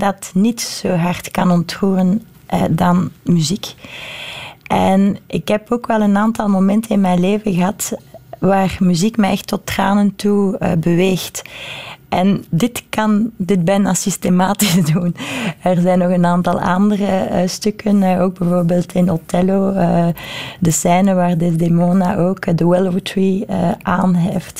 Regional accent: Brussels, Brussels-Capital Region, Belgium; ik ben Brusselaar, ik ben Europeaan, ik ben Belg, ik ben Vlaming

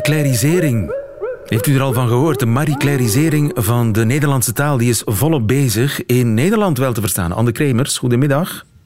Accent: Flanders, Belgium; bij ons in Vlaanderen

